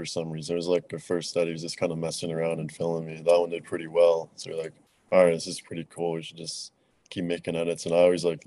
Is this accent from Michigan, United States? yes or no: yes; Ann Arbor, Michigan, United States; I'm originally from Michigan, kind of Metro Detroit area, Ann Arbor area, and I've lived here my whole life